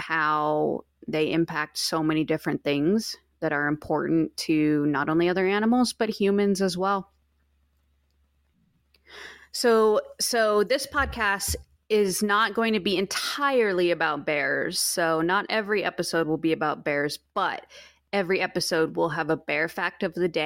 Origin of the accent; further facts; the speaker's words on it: Alaska, United States; also born or lived in Utah; now in greater Yellowstone ecosystem, United States; I grew up in Alaska